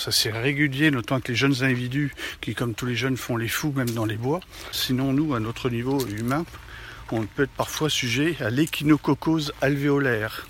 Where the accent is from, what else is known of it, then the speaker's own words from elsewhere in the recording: France; on est français par définition